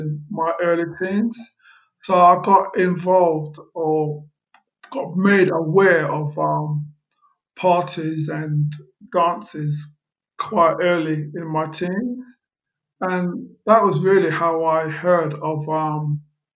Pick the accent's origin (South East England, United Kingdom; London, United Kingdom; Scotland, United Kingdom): London, United Kingdom; now in Ealing, London, United Kingdom; I was born and raised in Brent